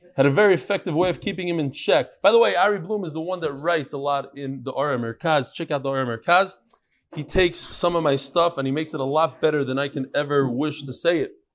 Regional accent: Lakewood, New Jersey, United States; I was born in Lakewood. It wasn't so big when I was born.

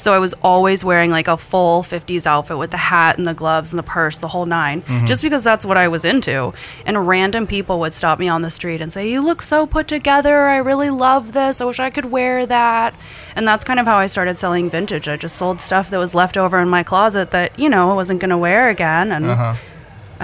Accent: Texas, United States; moved away as an adult; now in Detroit, United States; I'm from Texas

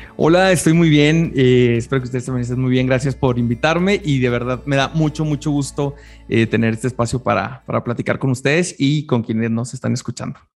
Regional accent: Chihuahua, Mexico; En Chihuahua, de donde yo soy originario, en la capital

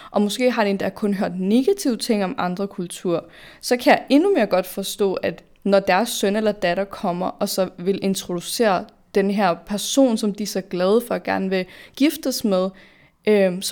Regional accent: Denmark; vi er født og opvokset i Danmark, de fleste af os.

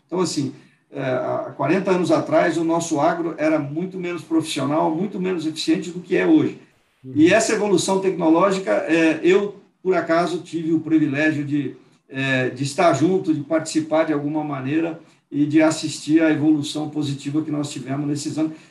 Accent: Penápolis, São Paulo, Brazil; also born or lived in Lins; Eu nasci em Lins, fui criado na cidade de Penápolis, no oeste de, de São Paulo

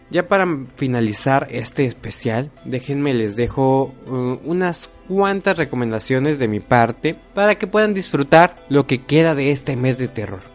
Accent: Mexico; yo siendo mexicano

